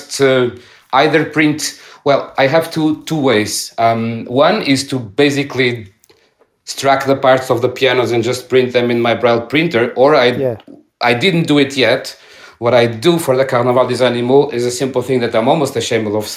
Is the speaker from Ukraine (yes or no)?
no; Portugal; I'm not Italian. I'm from Portugal.